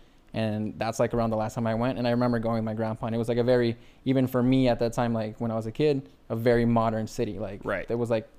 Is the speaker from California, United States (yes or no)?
yes; Hacienda Heights, California, United States; also born or lived in Mexico / La Puente, California; I grew up in Hacienda Heights, like not too far from here. Like, right. It was a lot dominant, like Mexican families.